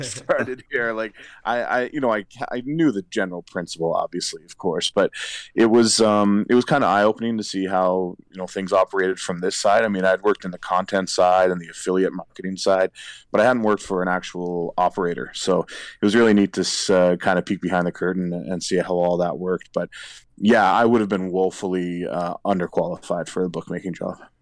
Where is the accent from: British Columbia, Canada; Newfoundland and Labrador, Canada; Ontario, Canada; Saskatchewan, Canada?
Newfoundland and Labrador, Canada; St. John's; the Saint John's Maple Leafs in my hometown